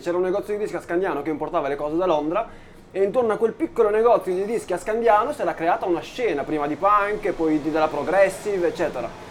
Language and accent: Italian; Reggio Emilia, Emilia-Romagna, Italy; nella nostra cara Emilia, nella nostra cara Reggio Emilia